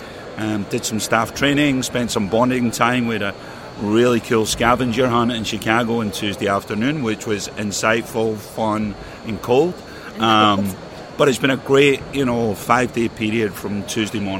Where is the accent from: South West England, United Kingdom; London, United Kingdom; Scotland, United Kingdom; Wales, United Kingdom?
Scotland, United Kingdom; Glasgow; moved away; I grew up in Glasgow, Scotland. You know, I spent majority of my life there